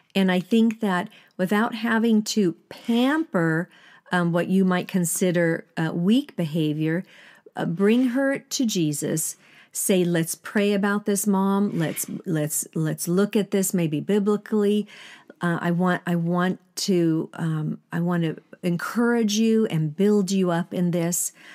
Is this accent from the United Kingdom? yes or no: no; Sweden; moved away as an adult; I still went back to Sweden 'cause that's where I'm born and raised in Sweden.